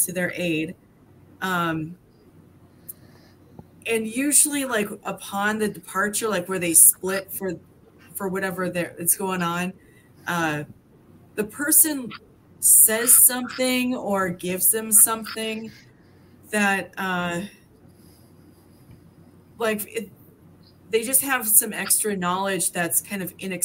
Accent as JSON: {"language": "English", "town": "North Pole", "region": "Alaska", "country": "United States", "tie": "born or raised there", "said": "I grew up in North Pole, which is not, which is just outside of Fairbanks."}